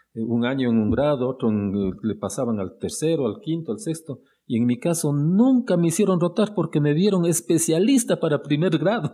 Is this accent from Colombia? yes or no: no; Imbabura, Ecuador; also born or lived in Quito, Ecuador / Ambato, Ecuador; yo no dudé un solo instante en regresar a mi tierra